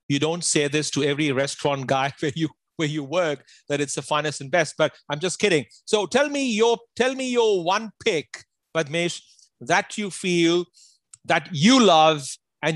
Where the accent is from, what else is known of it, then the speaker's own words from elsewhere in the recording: Amritsar, Punjab, India; moved away; my hometown in Amritsar